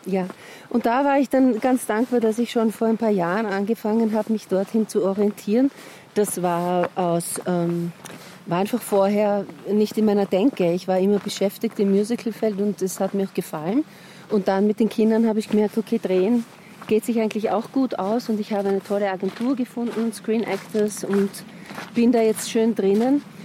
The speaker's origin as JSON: {"language": "German", "region": "Vienna", "country": "Austria", "tie": "born or raised there", "also_born_or_lived": "Blue Mountains, Australia / Carinthia", "accent": "Viennese", "said": "aber ich war mein Leben lang in Wien. Ich rede auch wie eine Wienerin."}